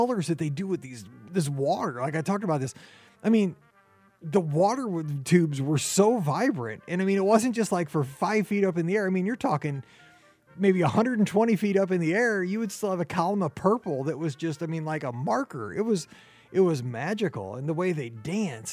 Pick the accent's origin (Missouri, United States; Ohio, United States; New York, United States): Missouri, United States; St. Louis; we are from St. Louis